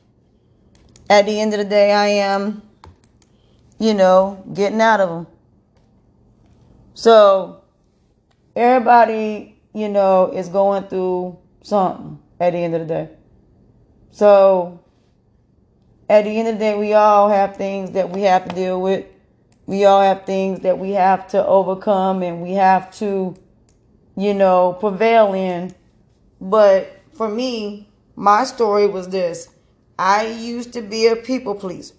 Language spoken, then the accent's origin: English; North Carolina, United States; I'm from North Carolina